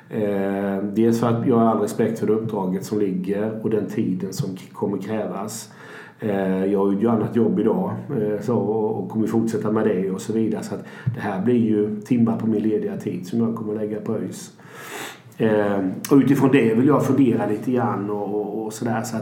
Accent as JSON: {"language": "Swedish", "town": "Växjö", "region": "Kronoberg County", "country": "Sweden", "tie": "born there", "moved": "as an adult", "lives_now": "Gothenburg, Sweden", "said": "född i Växjö eh, och 1986 så tänkte min dåvarande flickvän och jag, vi är gifta nu, men vi skulle hitta på något annat. Vi var 23-24 år då någonting."}